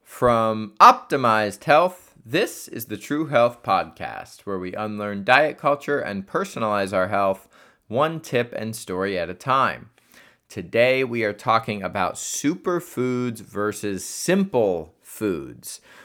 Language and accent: English; Columbus, Ohio, United States; my hometown of Columbus, Ohio